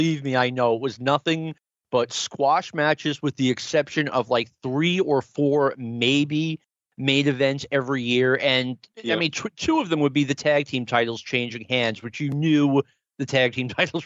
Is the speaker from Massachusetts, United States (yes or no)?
yes; right outside of Boston, Massachusetts, United States; I grew up right outside of Boston